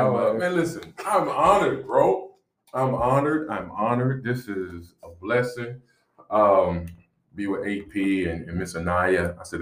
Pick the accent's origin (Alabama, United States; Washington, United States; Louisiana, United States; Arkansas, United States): Louisiana, United States; Shreveport; now in Texas, United States; I am originally from Shreveport, Louisiana. I'm a Louisiana boy through and through. Who Dat Nation all day.